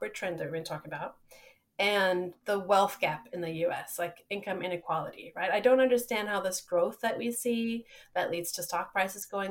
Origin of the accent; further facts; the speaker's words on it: Johannesburg, Gauteng, South Africa; moved away; also born or lived in Nebraska; I grew up somewhere else in Johannesburg, South Africa.